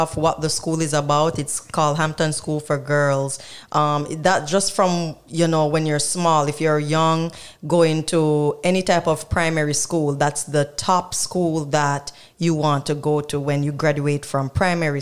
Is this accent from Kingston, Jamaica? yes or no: no; Black River, Saint Elizabeth, Jamaica; born or raised there; also born or lived in Westmoreland, Jamaica